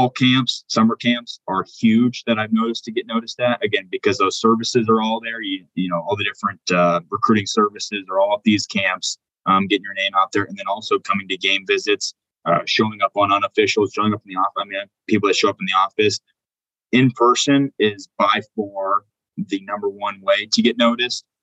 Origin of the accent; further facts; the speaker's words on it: Indiana, United States; Um, and again, I'm from the Midwest originally. I'm from Indiana originally. I moved around. Obviously, I was a coach's kid. I bounced around.